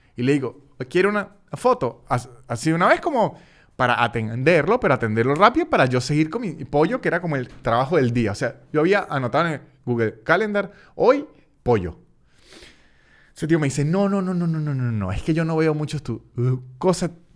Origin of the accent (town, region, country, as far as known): Venezuela; moved away